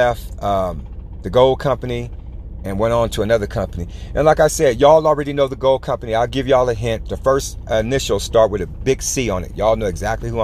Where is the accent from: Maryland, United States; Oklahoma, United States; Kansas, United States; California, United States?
California, United States; I was from Cali